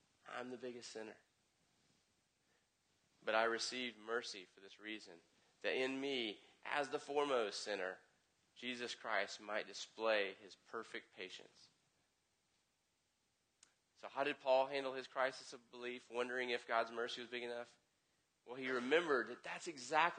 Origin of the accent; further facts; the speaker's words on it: the South, United States; I'm from the South